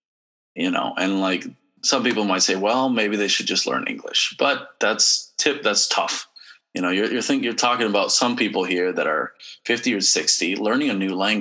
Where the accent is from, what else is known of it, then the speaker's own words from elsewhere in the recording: San Antonio, Texas, United States; moved away; also born or lived in Cincinnati, Ohio; in San Antonio, I grew up, it was all very bilingual